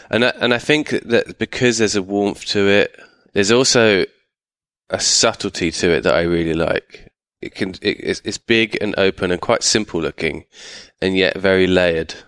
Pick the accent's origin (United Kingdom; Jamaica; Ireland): United Kingdom; my family are from East London, but I grew up just outside London